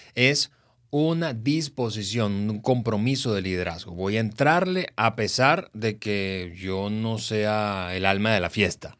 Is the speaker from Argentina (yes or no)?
no; Venezuela; Venezuela, que es el país, mi país de origen